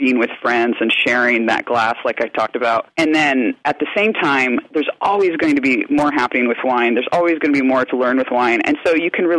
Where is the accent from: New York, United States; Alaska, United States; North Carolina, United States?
Alaska, United States; Anchorage; moved away; I grew up in Alaska at a time when there wasn't very much wine coming into the state